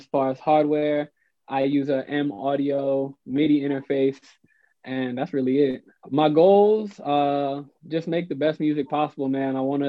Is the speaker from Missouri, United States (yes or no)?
yes; St. Louis, Missouri, United States; now in Atlanta, United States; I'm from St. Louis, Missouri, but I'm living in Atlanta right now